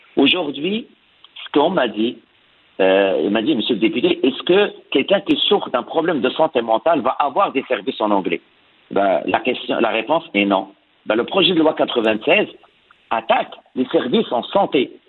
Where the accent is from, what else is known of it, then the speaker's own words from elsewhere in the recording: Quebec, Canada; en tant que Québécois